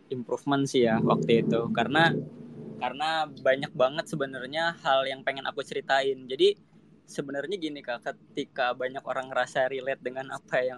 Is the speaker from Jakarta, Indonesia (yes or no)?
yes; Jakarta, Indonesia; aku asli Jakarta Utara guys